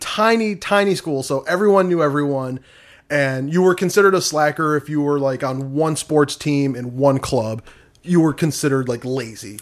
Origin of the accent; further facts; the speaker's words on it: Michigan, United States; I'm from Michigan